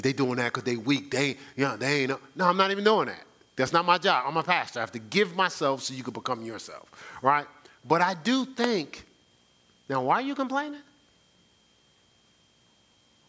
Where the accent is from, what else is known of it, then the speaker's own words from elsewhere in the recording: Newark, New Jersey, United States; I'm from the city. I'm from Newark